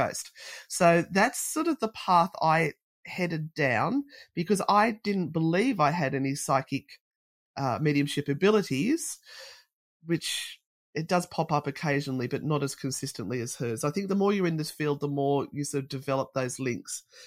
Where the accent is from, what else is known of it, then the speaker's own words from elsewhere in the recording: Australia; being Australian